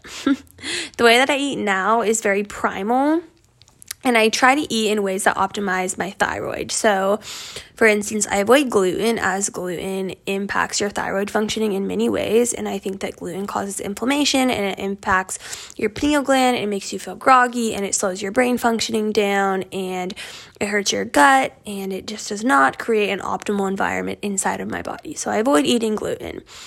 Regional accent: Northeast Colorado, United States; moved away as an adult; also born or lived in California; And I grew up in Northeast Colorado on a farm.

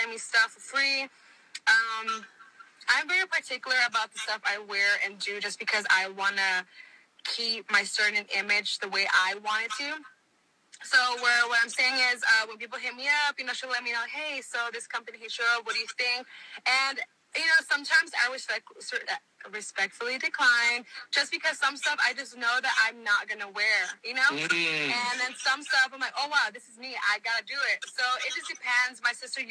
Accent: Houston, Texas, United States; moved away as an adult; now in Los Angeles, United States; I was born here in L.A. I was raised in Houston my whole life

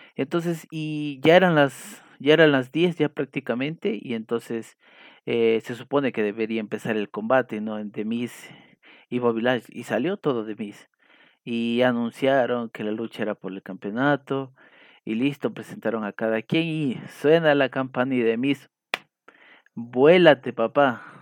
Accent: Ecuador; aquí en mi país, en Ecuador

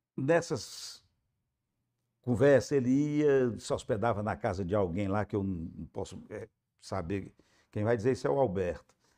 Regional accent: Aquiraz, Ceará, Brazil; also born or lived in Fortaleza; Nasci em Fortaleza, na César Calles, mas moramos no Aquiraz.

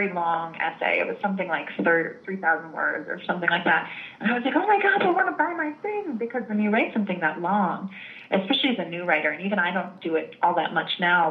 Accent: United States; also born or lived in Italy; I'm American. I'm not actually Italian.

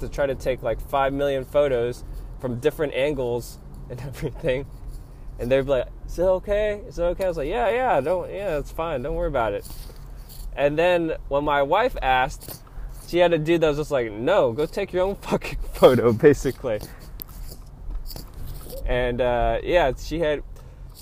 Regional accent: United States; I was born here, that my ethnicity would be American

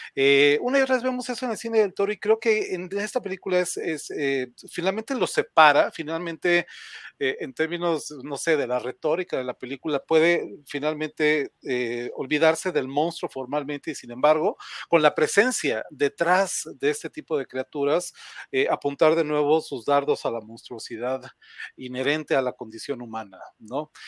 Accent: Mexico; en México, en mi país

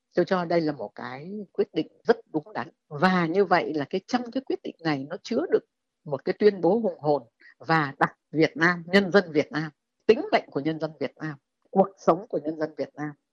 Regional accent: Vietnam; mình là công dân Việt Nam

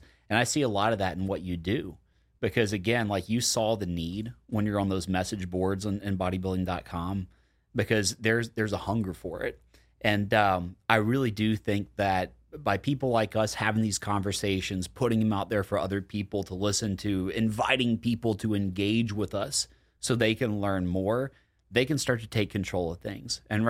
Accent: Deep South, United States; I grew up in the Deep South. Like, we're the obesest of them all in a very obese country.

